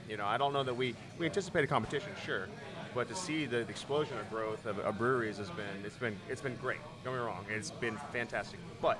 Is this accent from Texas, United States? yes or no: yes; Houston, Texas, United States; I'm born and raised in Houston